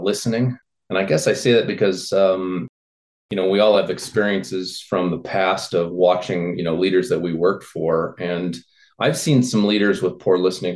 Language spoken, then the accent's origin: English; north of Peoria, Illinois, United States; grew up in Illinois in farm country, kind of north of Peoria